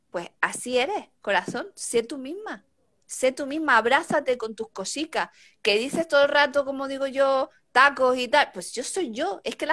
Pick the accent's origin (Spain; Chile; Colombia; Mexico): Spain; Tenerife, Canary Islands; moved away as an adult; now in Madrid, Spain; yo soy de Canarias, yo soy de Tenerife.